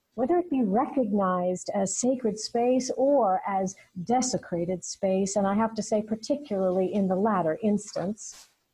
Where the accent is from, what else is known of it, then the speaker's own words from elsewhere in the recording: United States; as an American citizen